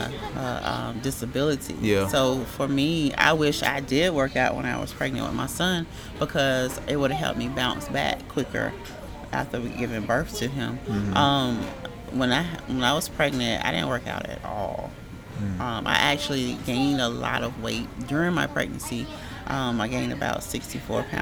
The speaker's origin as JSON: {"language": "English", "town": "Augusta", "region": "Georgia", "country": "United States", "tie": "born or raised there", "said": "I'm originally from Augusta, born and raised"}